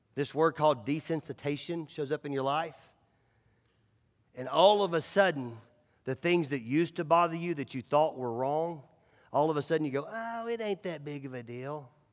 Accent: Nashville, Tennessee, United States; growing up in Nashville

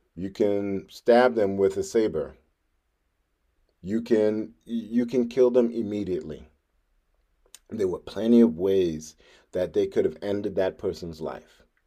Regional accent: Trinidad & Tobago; now in New York City, United States; I'm from Trinidad.

